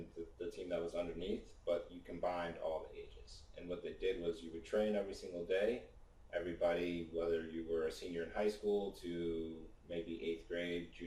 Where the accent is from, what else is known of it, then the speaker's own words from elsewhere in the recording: Arlington Heights, Illinois, United States; also born or lived in Connecticut; I played for Soccer's FC growing up in Arlington Heights